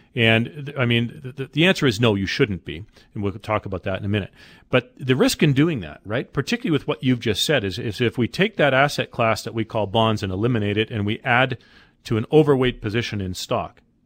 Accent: Calgary, Alberta, Canada; I'm from Calgary

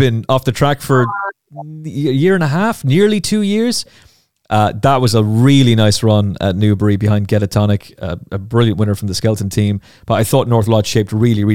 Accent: Ireland; I'm Irish

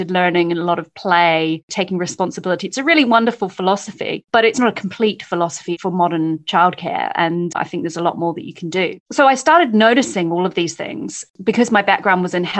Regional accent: New Zealand; moved away as an adult; now in London, United Kingdom; I am from New Zealand. I came over here to do postgrad work

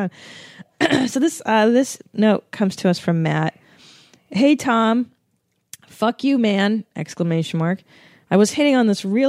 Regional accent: Canada; now in United States; I was born in Canada

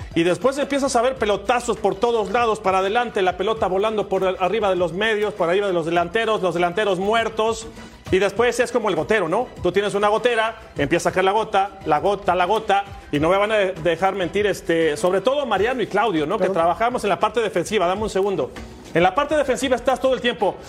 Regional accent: Mexico; como mexicano

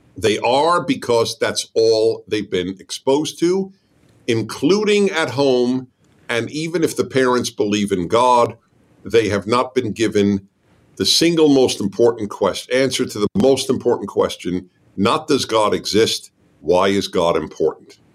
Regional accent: United States; I'm American

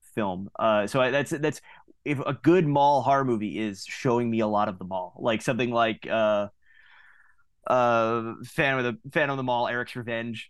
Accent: Long Island, New York, United States; now in Philadelphia area, United States; I'm not from the area originally. Uh, I'm from Long Island

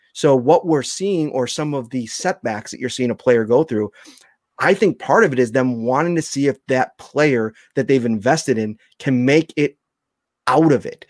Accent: Buffalo, New York, United States; growing up in Buffalo

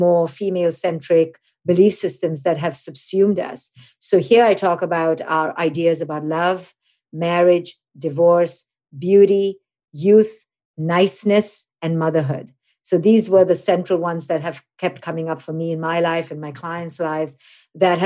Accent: India; I'm an Indian woman

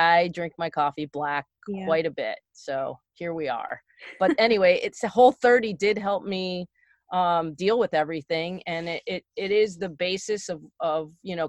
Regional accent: Connecticut, United States; also born or lived in East Stroudsburg, Pennsylvania; I grew up in Connecticut.

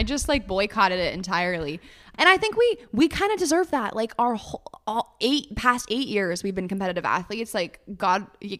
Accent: Northern California, United States; now in Los Angeles, United States; Northern California.

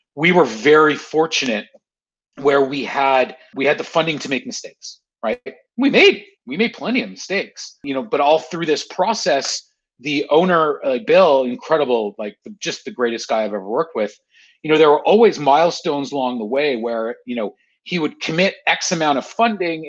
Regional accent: Canada; I'm a Canadian

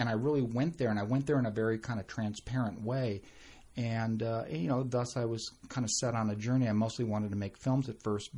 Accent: San Diego, California, United States; born or raised there; also born or lived in Merced, California

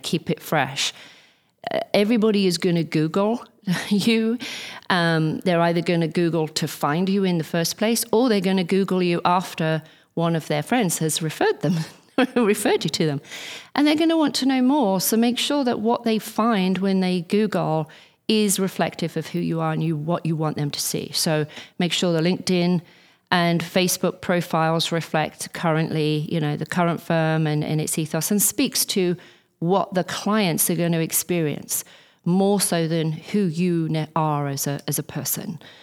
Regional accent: England, United Kingdom; as an English person

